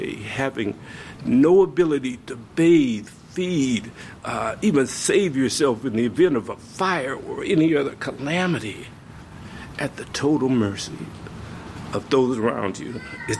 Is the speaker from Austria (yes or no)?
no; the South, United States; I said, you know, I'm from the South. I'm going to bring you some tapes from, you know, maybe Black Baptist churches.